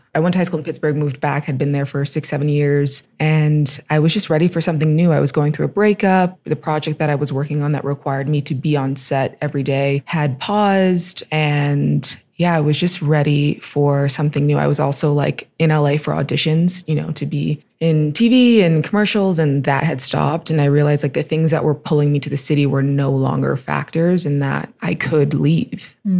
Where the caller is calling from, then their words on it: Mexico City, Mexico; I am phoning in live from Mexico City. I've been in Mexico City a year and a half now, which is crazy.